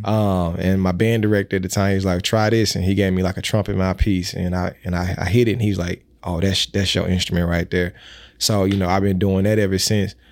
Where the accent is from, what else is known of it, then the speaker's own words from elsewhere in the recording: Mississippi, United States; I am from Mississippi